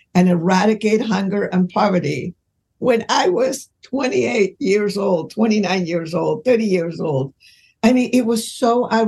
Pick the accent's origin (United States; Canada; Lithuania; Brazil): United States; Los Angeles, California; I grew up in Los Angeles